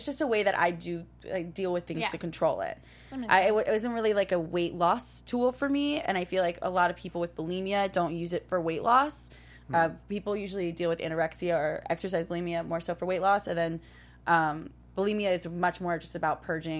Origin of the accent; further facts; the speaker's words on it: New York City, New York, United States; now in Los Angeles, United States; starting from middle school up until basically when I moved to LA from New York City.